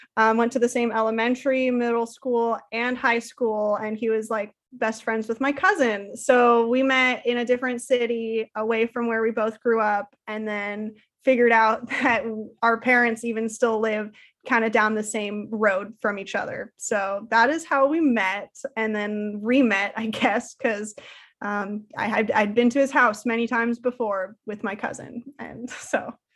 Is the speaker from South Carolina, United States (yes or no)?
no; Salem, Oregon, United States; also born or lived in Portland, Oregon; I was born and raised in Salem, Oregon